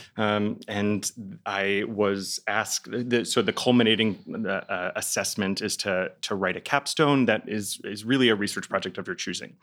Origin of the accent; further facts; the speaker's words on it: Dallas, Texas, United States; moved away; I'm from Dallas, Texas